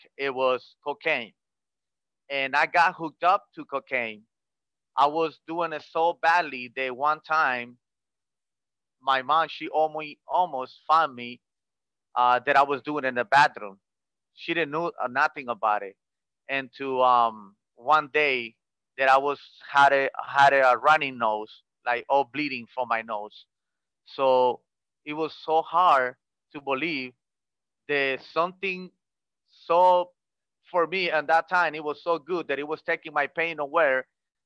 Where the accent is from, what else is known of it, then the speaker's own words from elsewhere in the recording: Los Angeles, California, United States; moved away as an adult; now in Nicaragua; I was born in here and I was raised in Los Angeles, California. When I was maybe like around 9, 10 years old, my parents took me to Los Angeles